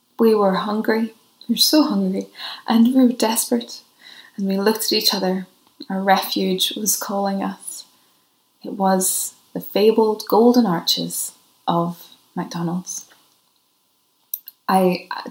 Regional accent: Ireland; because I'm Irish, so I always travel with my own source of tea

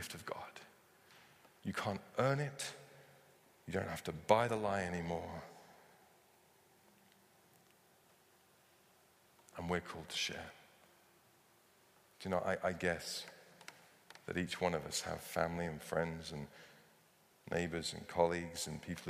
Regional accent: United Kingdom; because we're British

